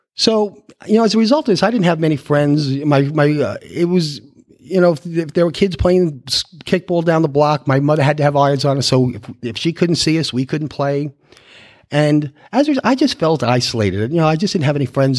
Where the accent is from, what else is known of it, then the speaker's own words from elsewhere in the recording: New York City, New York, United States; moved away as an adult; now in Texas, United States; I was born in Queens, New York, in a year I don't like to talk about because I know I look 25